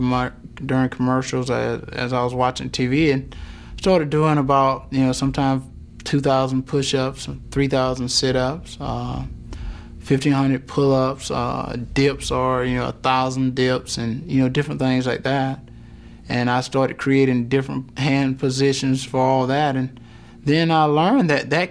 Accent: Wrightsville, Georgia, United States; growing up in Wrightsville, Georgia

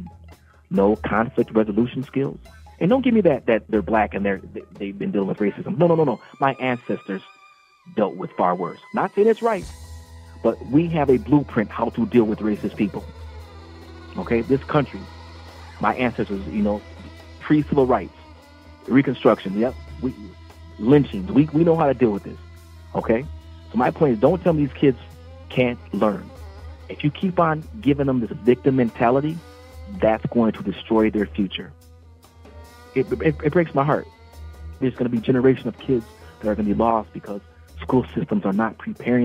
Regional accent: St. Paul, Minnesota, United States; as a black man born and raised in St. Paul

